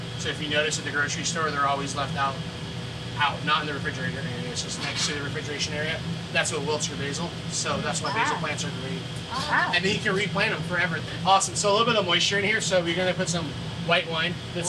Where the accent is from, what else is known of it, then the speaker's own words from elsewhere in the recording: Napa, California, United States; I was raised in Napa, and then my parents are from Baja California